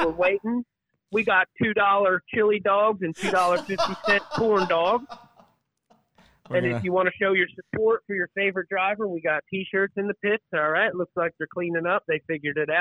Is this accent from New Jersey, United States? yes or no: yes; New Jersey, United States; I'm from New Jersey